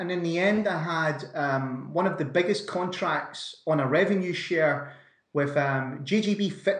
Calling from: Scotland, United Kingdom; Not so sunny Scotland, Brandon.

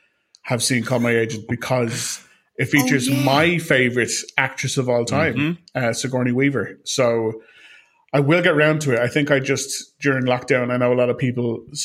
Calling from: Ireland; as I am calling from Ireland

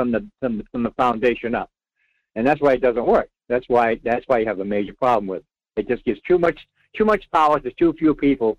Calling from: Rhode Island, United States; Well, I'm …. … in Rhode Island.

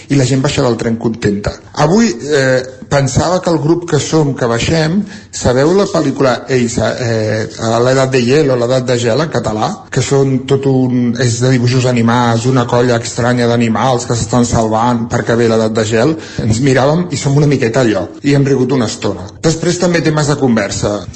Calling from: Centelles, Catalonia, Spain; de Centelles.

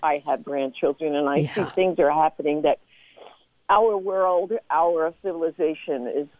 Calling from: Chicago, Illinois, United States; By the way, I'm calling from Chicago.

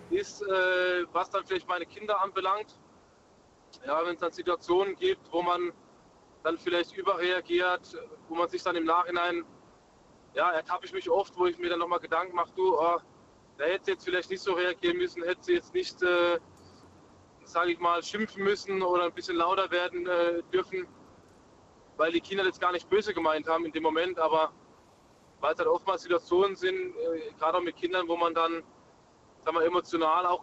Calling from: Munich, Bavaria, Germany; Ich bin aus München. Grüßt euch. Guten Abend.

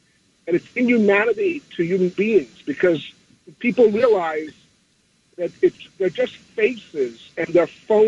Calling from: New York City, New York, United States; I'm calling from Queens.

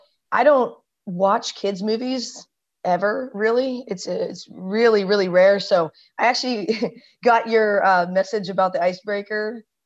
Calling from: Washington, United States; I'm coming from Washington State, also at home, and psychologist by trade.

